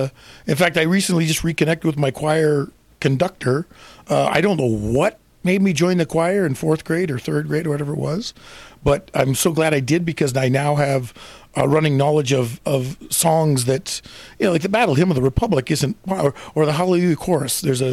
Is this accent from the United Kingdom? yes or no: no; Canada; Well, see, and I'm from Canada too. So it's a whole different situation in Canada.